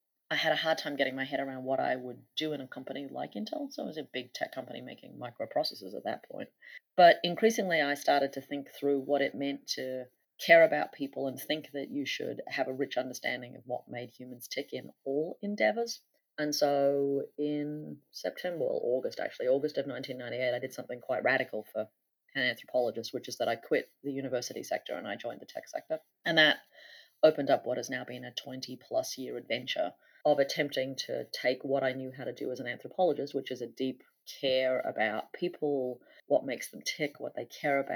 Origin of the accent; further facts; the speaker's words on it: central and northern Australia, Australia; moved away as an adult; also born or lived in United States; I grew up on my mother's field sites in central and northern Australia in the 1970s and 1980s